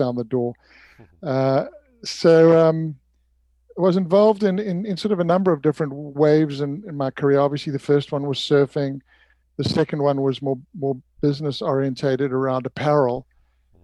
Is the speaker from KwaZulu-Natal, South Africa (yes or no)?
yes; Durban, KwaZulu-Natal, South Africa; moved away as an adult; now in Santa Barbara, United States; I grew up in Durban, went to school there, went to university there